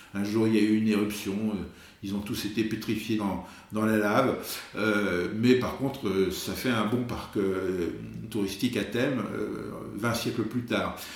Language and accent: French; France; now in Venice, Italy; nous, justement, qui, qui venons de France